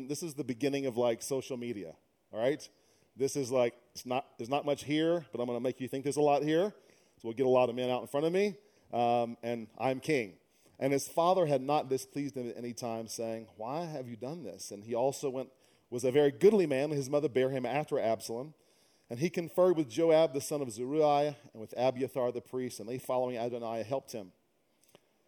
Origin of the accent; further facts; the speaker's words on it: Louisiana, United States; also born or lived in Dallas, Texas; now in San Francisco, United States; originally I'm from Louisiana by way of Dallas, now San Francisco